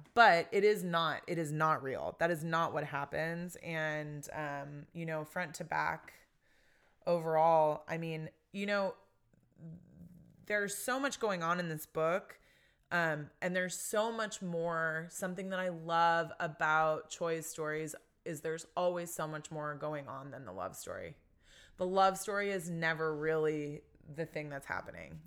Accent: United States; as a Filipino American

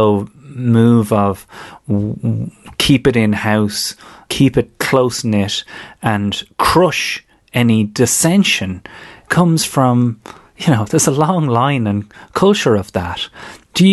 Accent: Ireland; we all as Irish people

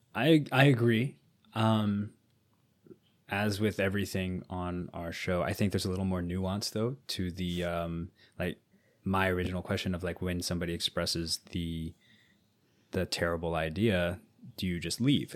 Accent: United States

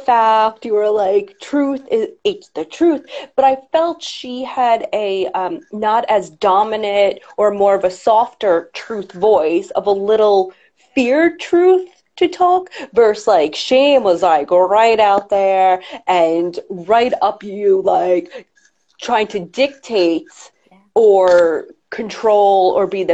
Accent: New York, United States; I'm a New Yorker

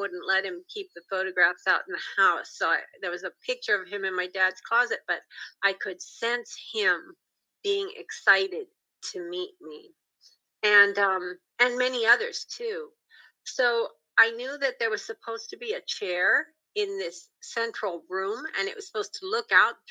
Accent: Pacific Northwest, United States; I'm from the Pacific Northwest

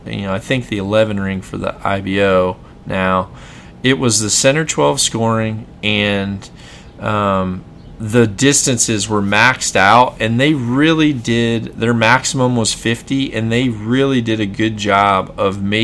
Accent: Mississippi, United States; I'm from Mississippi

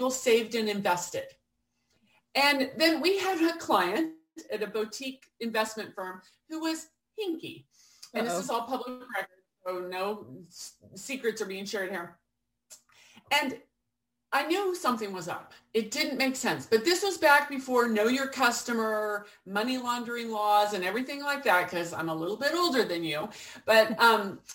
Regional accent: Portland, Oregon, United States; I came back to where I grew up in Portland, Oregon

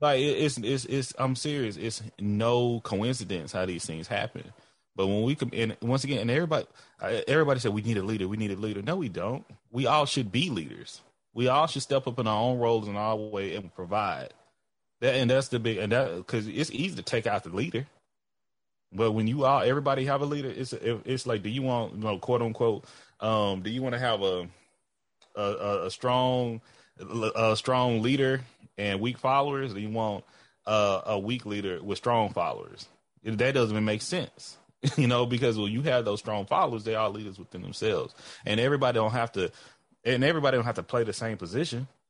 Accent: Texas, United States; I'm black before I'm a Texan

